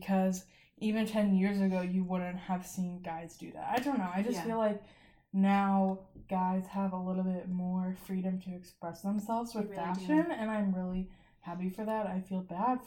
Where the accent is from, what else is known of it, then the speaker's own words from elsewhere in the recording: St. Louis, Missouri, United States; I'm from St. Louis